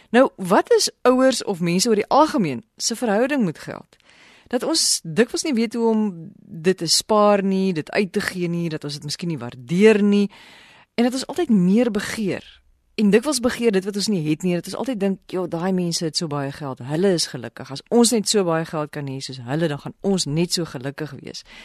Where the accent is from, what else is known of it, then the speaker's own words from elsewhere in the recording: South Africa; ons as Suid-Afrikaners